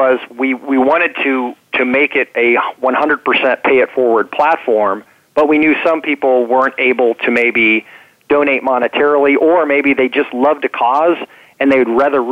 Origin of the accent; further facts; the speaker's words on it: Topeka, Kansas, United States; So I was born in Topeka, Kansas, so a Midwesterner.